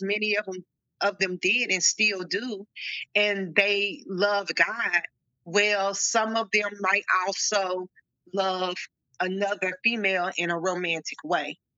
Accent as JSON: {"language": "English", "region": "Arkansas", "country": "United States", "tie": "born or raised there", "said": "I'm from Arkansas, born and raised."}